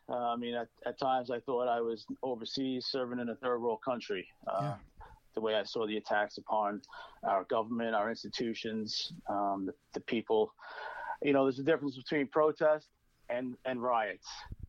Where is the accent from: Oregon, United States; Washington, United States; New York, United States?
New York, United States; Brooklyn; Sure. I'm from Brooklyn. I come from a blue collar family.